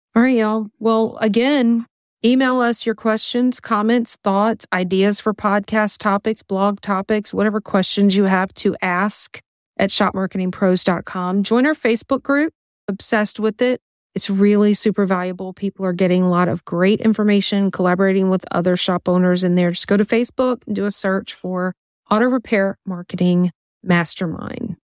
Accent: Louisiana, United States; we're from Louisiana

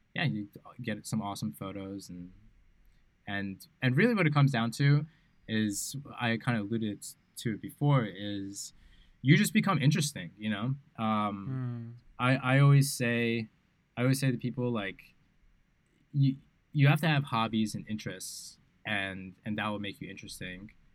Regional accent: New York City, New York, United States; moved away as an adult; now in Bali, Indonesia; growing up in New York City

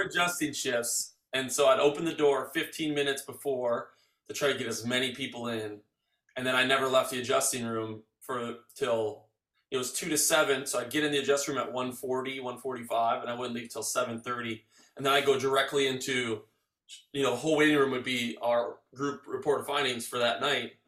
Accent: Arbor Vitae, Wisconsin, United States; I grew up in Arbor Vitae.

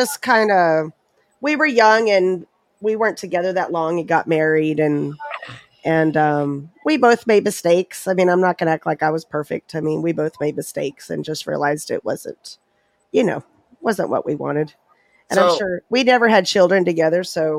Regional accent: Uvalde, Texas, United States; Well, I was actually born and raised in Uvalde, Texas, and up until, I don't know, about almost 2 months ago, people didn't know where that was.

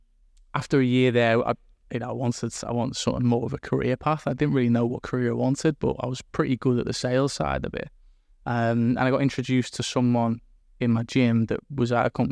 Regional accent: Liverpool, North West England, United Kingdom; also born or lived in Chester; But I was born in Chester. I was brought up in Liverpool.

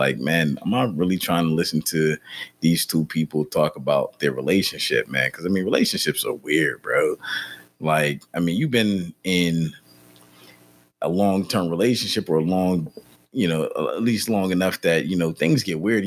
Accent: Pittsburgh, Pennsylvania, United States; now in Charlotte, United States; I'm from Pittsburgh

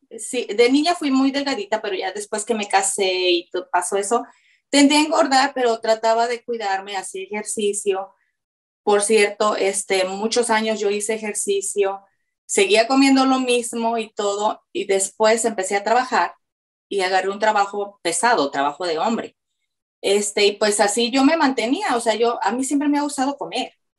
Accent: Mexico; soy mexicana

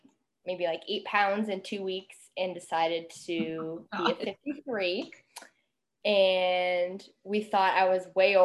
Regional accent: Barre, Massachusetts, United States; now in Leominster, United States; I grew up in Barre, Massachusetts, and I currently live in Leominster, Massachusetts

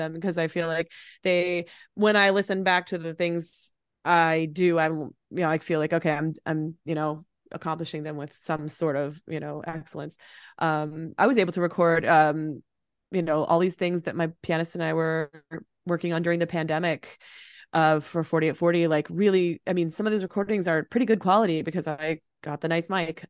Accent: Chicago, Illinois, United States; also born or lived in Morocco; now in Racine, Wisconsin, United States; I love Chicago. Uh, it, it'll always be home

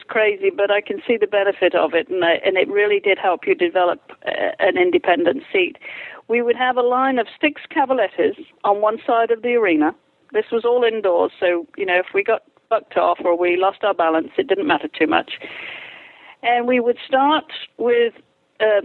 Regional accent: England, United Kingdom; I grew up in England, I went through equitation school

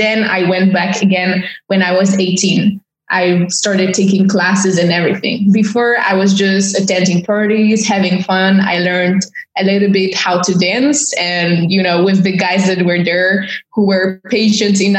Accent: Warsaw, Masovian Voivodeship, Poland; English is a second language; moved away as an adult; now in Paris, France; born and raised in Warsaw

